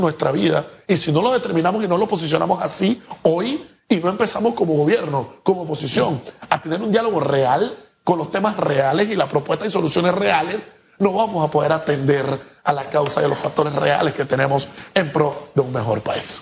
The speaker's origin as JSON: {"language": "Spanish", "country": "Panama", "said": "nosotros como panameños"}